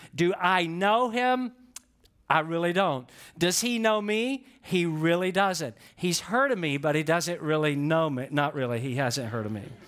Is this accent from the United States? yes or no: yes; Atlanta, Georgia, United States; I'm from Atlanta, Georgia